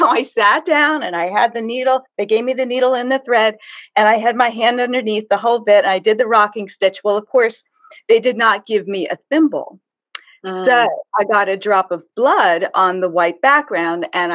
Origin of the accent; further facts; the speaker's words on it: Harrisburg, Pennsylvania, United States; accent: Pennsylvania Dutch; I grew up in Harrisburg, Pennsylvania, just outside the city limits, in a tiny little house.